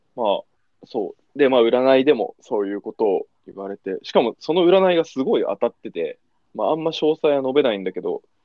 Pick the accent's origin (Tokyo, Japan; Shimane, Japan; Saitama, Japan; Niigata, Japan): Niigata, Japan; moved away; 新潟、俺らね、新潟地元なんだけど